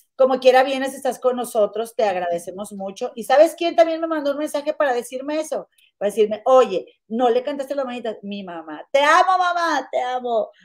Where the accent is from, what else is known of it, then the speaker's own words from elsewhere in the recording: Monterrey, Nuevo León, Mexico; moved away; allá en mi tierra, en la capital mundial de las inventadas